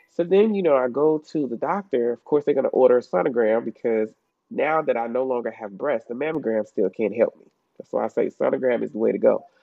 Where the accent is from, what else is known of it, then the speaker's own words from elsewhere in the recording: Chicago, Illinois, United States; moved away; I'm from, like you said, the states, but I'm originally from Chicago, um, Illinois